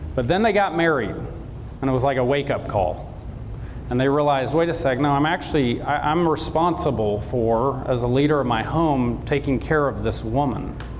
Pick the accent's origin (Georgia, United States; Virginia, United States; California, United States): Georgia, United States; South; I grew up in South Georgia.